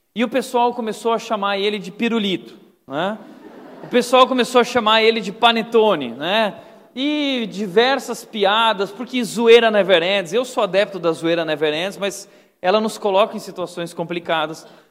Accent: Gaúcho, Rio Grande do Sul, Brazil; Eu sou gaúcho

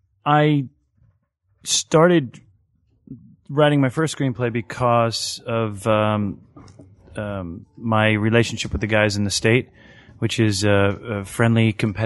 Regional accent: Long Island, New York, United States; my growing up on Long Island

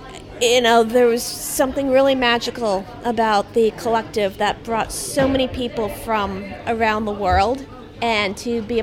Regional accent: Pleasantville, New York, United States; I am from Pleasantville, New York, which is a half hour north of New York City.

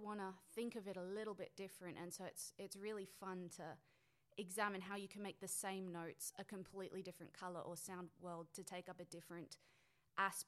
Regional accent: Brisbane, Queensland, Australia; I'm from Brisbane

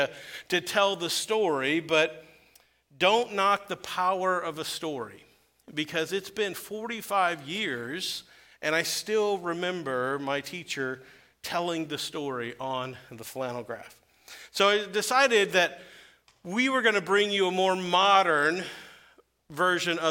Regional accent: Weldon, Illinois, United States; my hometown of Weldon, Illinois, to share with my church that I grew up in.

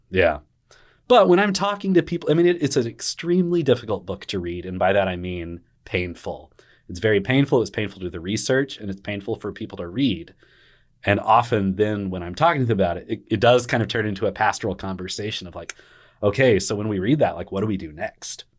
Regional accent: Arlington, Texas, United States; a young kiddo growing up in Arlington, Texas.

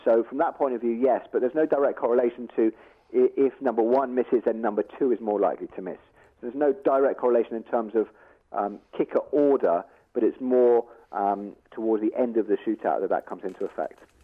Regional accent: England, United Kingdom; I'm English

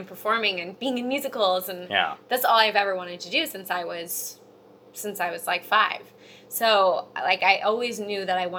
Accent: Louisiana, United States; moved away as an adult; now in Los Angeles, United States; I was privy to a different lifestyle as a kid growing up in Louisiana.

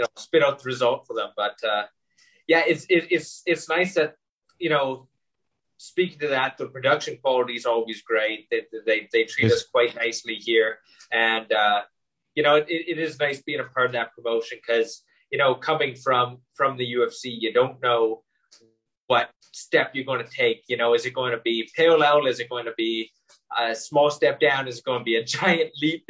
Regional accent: Winnipeg, Manitoba, Canada; now in Ireland; I'm from Winnipeg in Canada

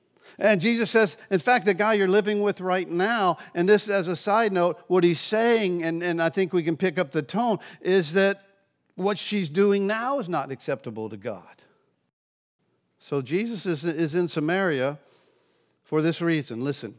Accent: Pensacola, Florida, United States; Now, I grew up here in Pensacola. My parents moved to Gulf Breeze when I was 16.

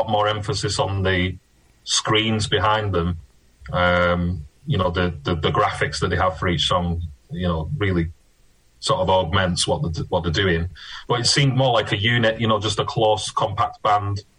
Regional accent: Italy; now in England, United Kingdom; I was born in Italy, lived in England for 30 years

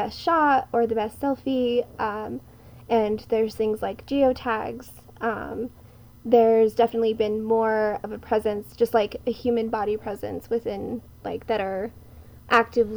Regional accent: Nambe, New Mexico, United States; I'm from Nangbe Owinge, which is also known as the Pueblo of Nambe. It's one of six Tewa-speaking tribes in northern New Mexico

